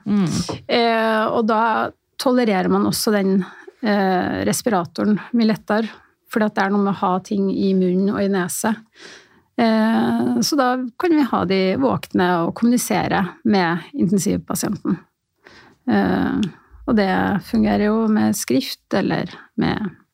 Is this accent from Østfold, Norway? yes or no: no; Levanger, Trøndelag, Norway; moved away as an adult; also born or lived in Stockholm, Sweden; now in Oslo, Norway; Født i Stockholm, oppvokst på Levanger. Men bodd i Oslo siden 91.